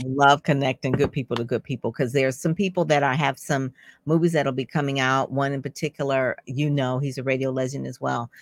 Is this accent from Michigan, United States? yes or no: yes; Detroit, Michigan, United States; he actually grew up in Conant Gardens along with me